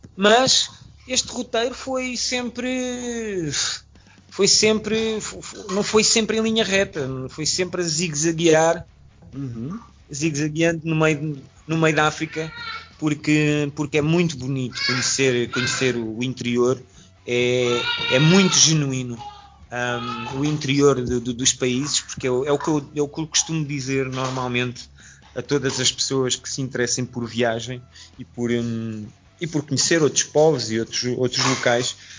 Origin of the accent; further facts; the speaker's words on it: Portugal; moved away as an adult; also born or lived in France; nós somos portugueses, mas fomos para a França trabalhar